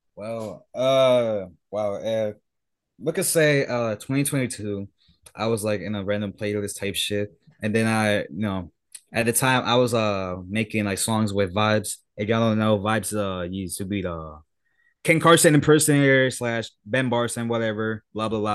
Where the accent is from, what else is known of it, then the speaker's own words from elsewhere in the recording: Puerto Rico; I'm from Puerto Rico